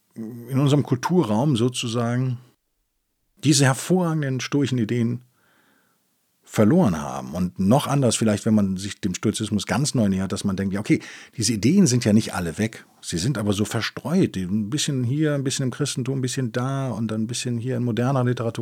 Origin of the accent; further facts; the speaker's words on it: Rhineland, Germany; ich bin natürlich als Rheinländer, als Gebürtiger bin ich natürlich getauft